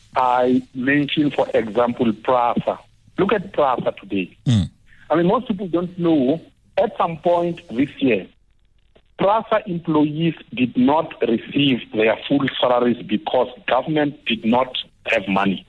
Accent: South Africa; I'm South African

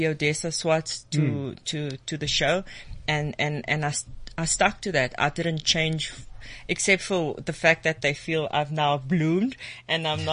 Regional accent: Cape Town, Western Cape, South Africa; now in Bloemfontein, South Africa; We're both from Cape Town

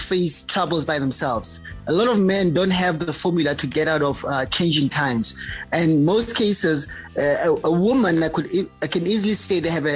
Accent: QwaQwa, Free State, South Africa; I'm originally from Kwakwa

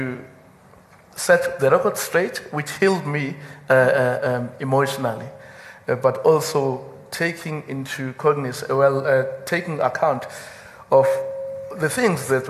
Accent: KwaZulu-Natal, South Africa; I come from KwaZulu-Natal of the 1980s.

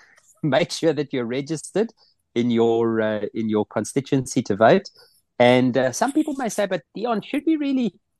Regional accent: South Africa; moved away as an adult; now in Netherlands; living here in the Netherlands. I'll never stop being a South African

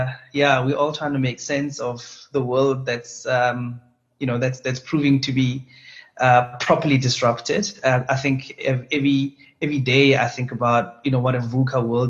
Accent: Pretoria, Gauteng, South Africa; So I'm a Pretoria boy. I grew up in Harankua, just outside Pretoria.

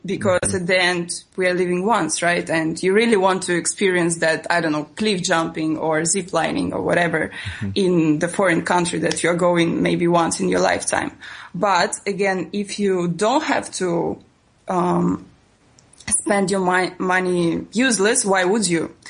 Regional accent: Russia; English is a second language; moved away as an adult; also born or lived in Italy; I am from Russia

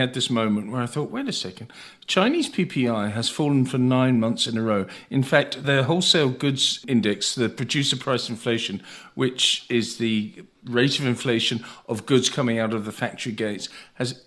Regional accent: United Kingdom; moved away as an adult; now in Cape Town, South Africa; I'm British

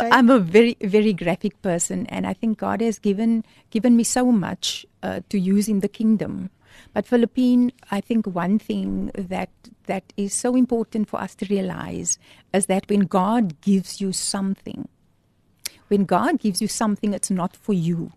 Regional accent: Port Elizabeth, Eastern Cape, South Africa; moved away as an adult; now in Cape Town, South Africa; when I moved to Cape Town, because I'm from Port Elizabeth, so I came to study in Cape Town

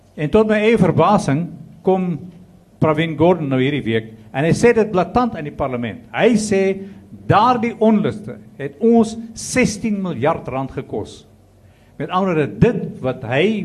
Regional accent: South Africa

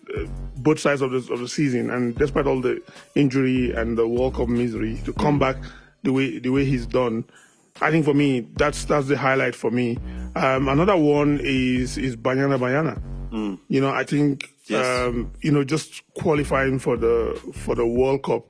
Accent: Nigeria; I'm Nigerian

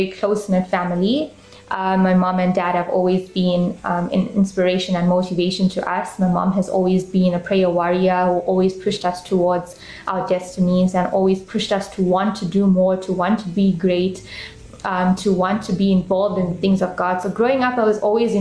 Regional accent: Durban, KwaZulu-Natal, South Africa; I grew up in Durban, South Africa, and I'm still currently living there.

